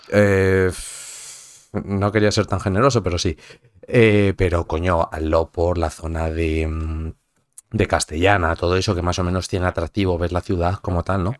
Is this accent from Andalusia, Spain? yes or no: no; Madrid, Community of Madrid, Spain; yo soy de Madrid